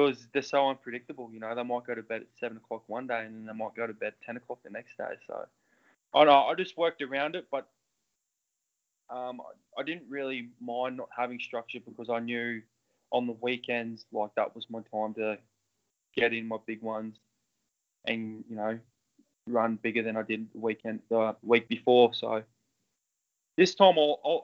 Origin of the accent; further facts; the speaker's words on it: Queensland, Australia; moved away as an adult; now in Mount Macedon, Australia; I've played rugby my whole life because, like I said, I was from Queensland.